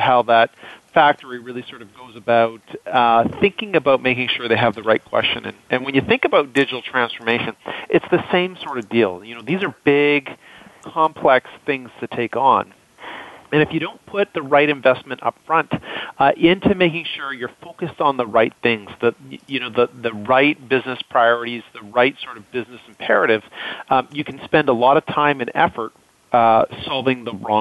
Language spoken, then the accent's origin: English; Canada; as a Canadian